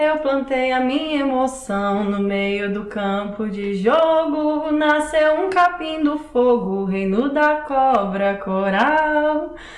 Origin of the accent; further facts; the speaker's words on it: Belo Horizonte, Minas Gerais, Brazil; sou daqui de Belo Horizonte